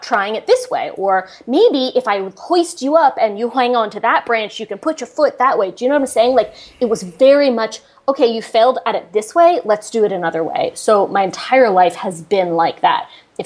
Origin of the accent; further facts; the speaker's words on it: Connecticut, United States; moved away; I'm from Connecticut